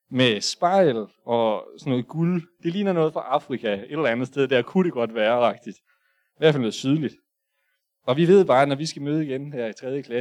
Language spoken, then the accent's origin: Danish; Hadsten, Central Denmark Region, Denmark; born there; jeg er født i Hasten, 8370. Øh, I det nok det mest sikre hus i hele Danmark. I hvert fald i Østjylland.